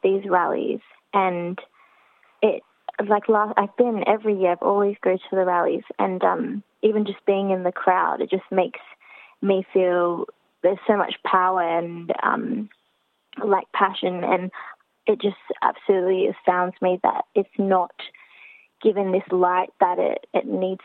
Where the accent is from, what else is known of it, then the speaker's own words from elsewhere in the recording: Sydney, New South Wales, Australia; I've always spent most of my life in the city